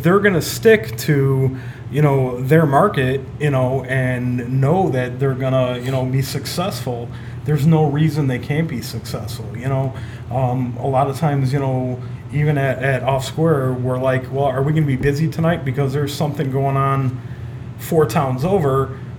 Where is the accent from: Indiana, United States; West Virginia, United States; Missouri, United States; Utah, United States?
Indiana, United States; Munster; Munster, Indiana.